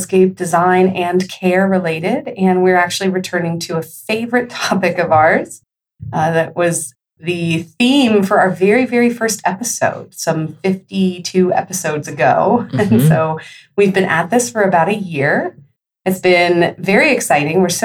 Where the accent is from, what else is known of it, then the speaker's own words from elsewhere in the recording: California, United States; also born or lived in New York; now in Texas, United States; I come from California originally